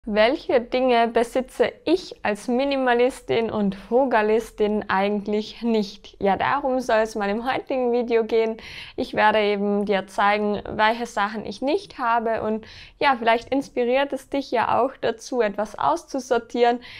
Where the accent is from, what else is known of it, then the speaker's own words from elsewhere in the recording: Austria; bei uns in Österreich